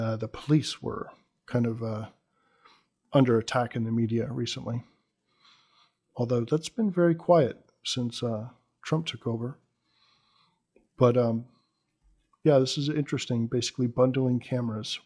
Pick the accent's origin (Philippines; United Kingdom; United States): United States; as an American